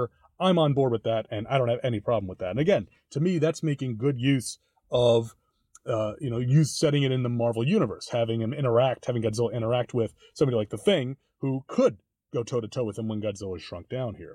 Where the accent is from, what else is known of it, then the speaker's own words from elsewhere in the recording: New York City, New York, United States; growing up in New York, for me, a trip to the American Museum of Natural History always meant seeing the dinosaurs.